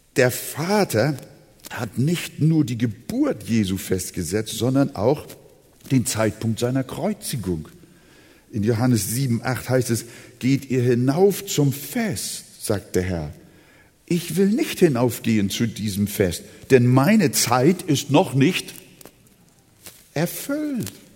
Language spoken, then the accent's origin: German; Hamburg, Germany; now in Quickborn, Germany; Wir wohnen ja draußen in äh, Quickborn, Schleswig-Holstein. Aber wir sind ja Hamburger, seit 1943 bin ich schon hier in Hamburg.